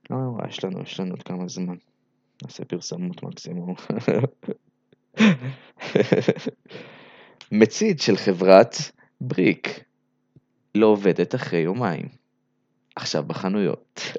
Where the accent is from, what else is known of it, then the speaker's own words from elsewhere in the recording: Belarus; אז אה, קודם כל אני לא רוסי, אני בלרוסי, בסדר?